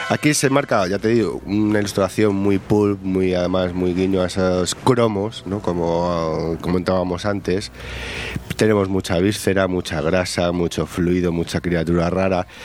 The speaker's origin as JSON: {"language": "Spanish", "town": "Cuenca", "region": "Castilla-La Mancha", "country": "Spain", "said": "yo soy de Cuenca"}